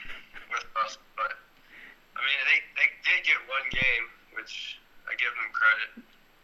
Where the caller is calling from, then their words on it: Afyon, Afyonkarahisar, Turkey; Turkey. Afyon. I don't know how to say the whole city, but Afyon.